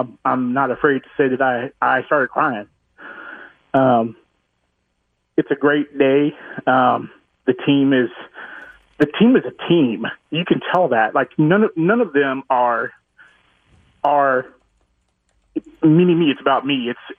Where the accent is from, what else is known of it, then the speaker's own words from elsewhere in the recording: Sedalia, Missouri, United States; now in Overland Park, United States; I grew up in Central Missouri, Sedalia, as a matter of fact, my hometown. And I'm 47 years old. I live in Overland Park now.